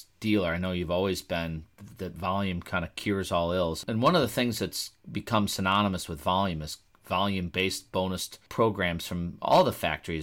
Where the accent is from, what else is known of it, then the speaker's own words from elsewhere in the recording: Milwaukee, Wisconsin, United States; as a kid growing up in Milwaukee